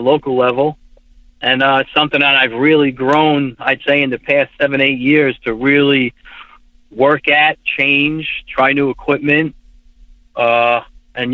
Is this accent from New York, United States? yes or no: yes; New York, United States; I'm from New York, and I'm a UPS driver, 25 years